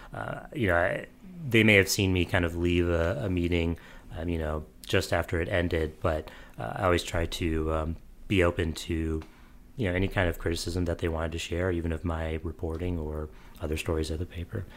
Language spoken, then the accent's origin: English; St. Louis, Missouri, United States; I'm from Saint Louis as well